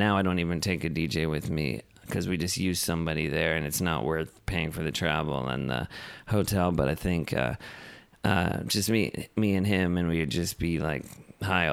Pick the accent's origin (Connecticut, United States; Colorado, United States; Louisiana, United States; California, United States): California, United States; Los Angeles; I'm born and raised in Los Angeles.